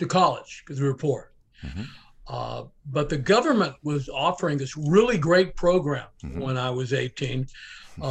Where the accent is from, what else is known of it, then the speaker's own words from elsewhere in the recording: Portland, Oregon, United States; I grew up in Portland, Oregon, which is a great town.